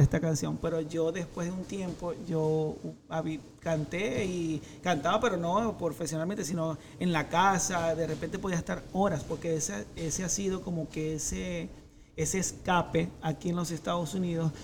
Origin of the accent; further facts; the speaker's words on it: Maracaibo, Zulia, Venezuela; now in United States; yo soy Maracucho y seguiré siendo Maracucho siempre